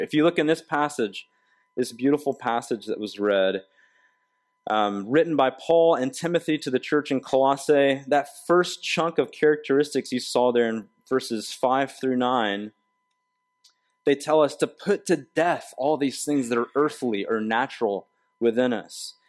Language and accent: English; the South, United States; moved away; I grew up in the South where we have this, like, um, second person plural, y'all